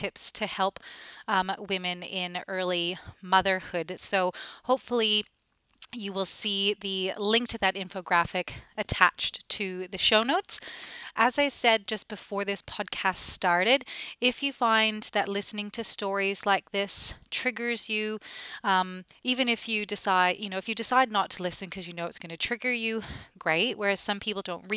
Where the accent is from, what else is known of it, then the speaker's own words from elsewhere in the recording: Canada; now in Australia; as a Canadian